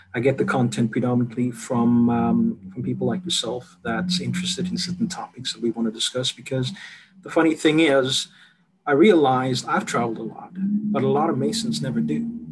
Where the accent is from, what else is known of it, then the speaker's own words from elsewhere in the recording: South Africa; moved away; I'm South African